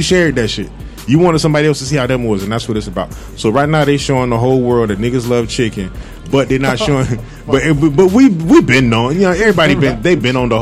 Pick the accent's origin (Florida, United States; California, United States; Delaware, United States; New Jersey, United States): Florida, United States; Fort Lauderdale; I'm from Fort Lauderdale